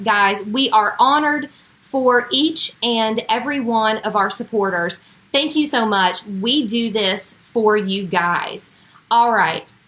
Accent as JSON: {"language": "English", "town": "Huntington", "region": "West Virginia", "country": "United States", "said": "I was from Huntington, West Virginia"}